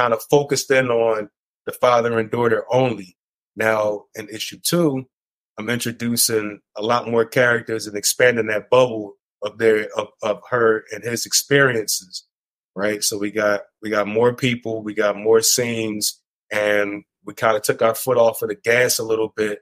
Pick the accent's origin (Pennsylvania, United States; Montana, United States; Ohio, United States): Pennsylvania, United States; Philadelphia; I'm from Philly